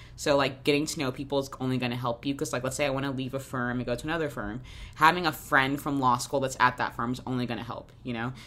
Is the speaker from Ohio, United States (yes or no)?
no; Jacksonville, Florida, United States; moved away as an adult; now in New York, United States; I grew up in Jacksonville, Florida